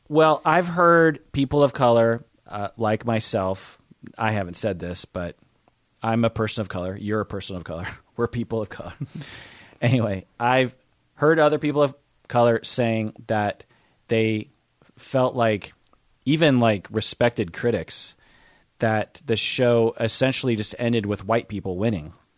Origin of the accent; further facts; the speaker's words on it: Seattle, Washington, United States; "Where are you from?" I'll be like, uh, "Seattle."